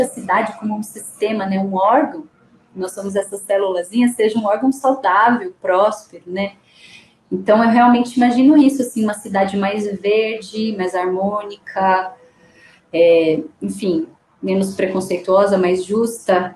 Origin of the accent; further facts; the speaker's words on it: Sorocaba, São Paulo, Brazil; eu sou brasileira, eu nasci em Sorocaba